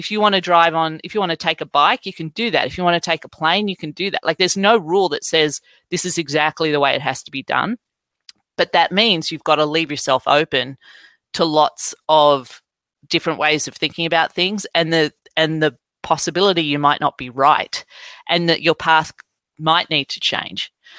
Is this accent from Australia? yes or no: yes; Australia; moved away; I could talk about my own story about growing up in Australia and coming over here and having to feed Windows 95 disks into computers in the 90s.